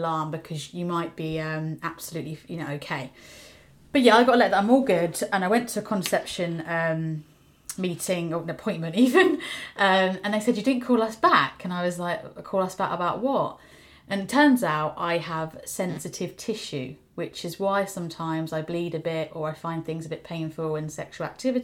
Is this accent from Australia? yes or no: no; United Kingdom; as a British person